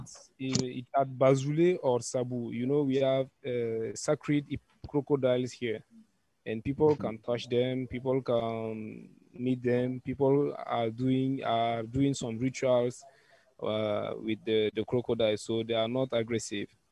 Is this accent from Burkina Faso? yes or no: yes; Burkina Faso; also born or lived in Ouagadougou; I'm from Burkina Faso. I'm living in Ouagadougou.